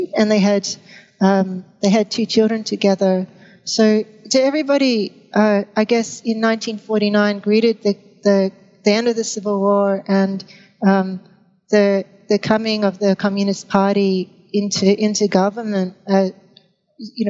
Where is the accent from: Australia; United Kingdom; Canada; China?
Australia; Brisbane, Queensland; when I was growing up in Brisbane